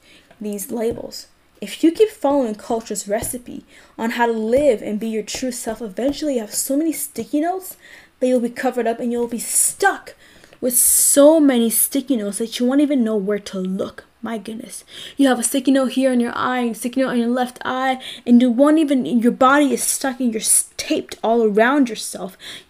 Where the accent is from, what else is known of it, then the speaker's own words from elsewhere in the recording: Canada; I'm Black. I'm Canadian.